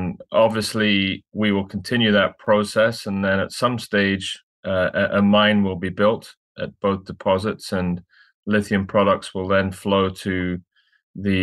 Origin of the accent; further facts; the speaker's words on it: Scotland, United Kingdom; moved away as an adult; also born or lived in London; now in Vancouver, Canada; I'm from Scotland originally, trained as a lawyer